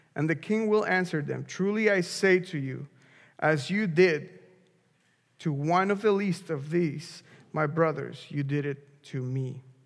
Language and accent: English; Mexico; moved away; I'm from Mexico